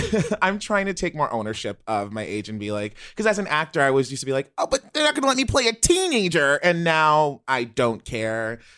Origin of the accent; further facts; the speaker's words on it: Baltimore, Maryland, United States; I was born in Baltimore in like a really rough community.